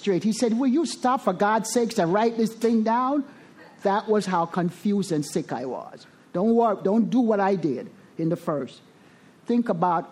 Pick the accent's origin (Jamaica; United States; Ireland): Jamaica; moved away; I was born in the Caribbean, Jamaica. Resentful at the country that I was born